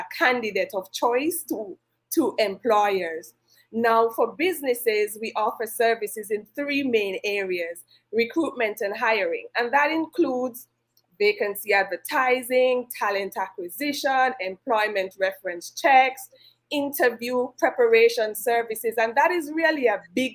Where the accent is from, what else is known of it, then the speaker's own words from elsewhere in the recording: St. Kitts & Nevis; I am from the Federation of St. Kitts and Nevis